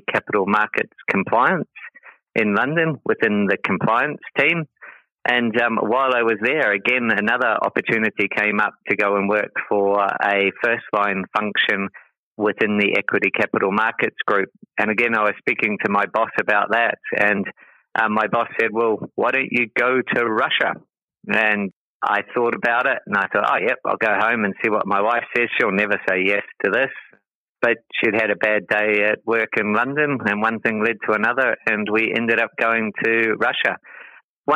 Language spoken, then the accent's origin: English; Te Aroha, Waikato, New Zealand; moved away as an adult; also born or lived in Christchurch, New Zealand; now in Singapore; I grew up in New Zealand in a little town called Te Aroha